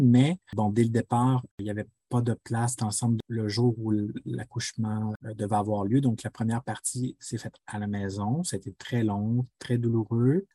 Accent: Quebec City, Quebec, Canada; first language French; moved away as an adult; now in Ottawa, Canada; je suis originaire de la ville de Québec originellement, mais j'habite à Ottawa en Ontario depuis 2009

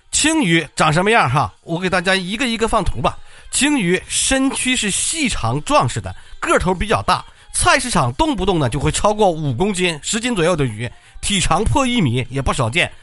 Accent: China; 我们中国人

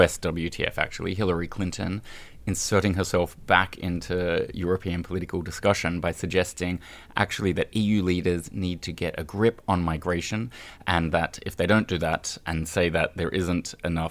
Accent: Australia; moved away as an adult; now in Brussels, Belgium; I was growing up in Australia at the time

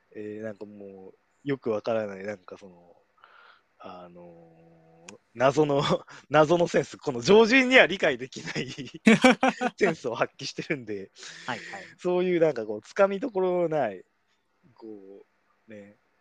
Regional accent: Kumamoto, Japan; 僕も熊本出身

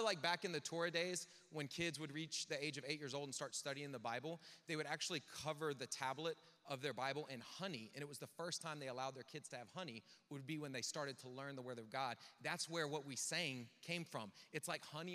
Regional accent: the South, United States; I'm from the South

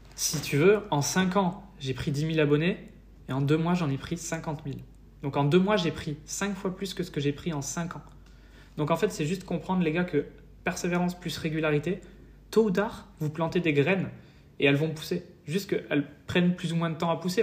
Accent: France; moved away as an adult; also born or lived in Paris; now in Estonia

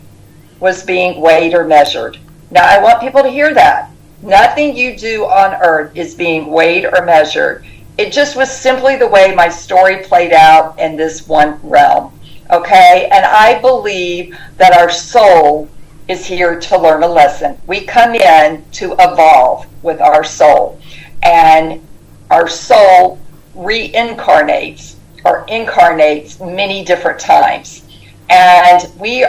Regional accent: the South, United States; growing up in the South

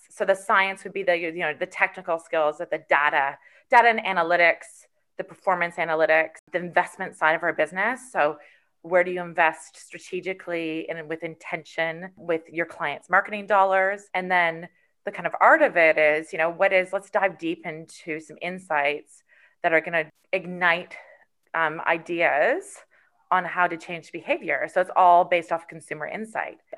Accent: Canada; being a Canadian in our in our in our Canadian identity.

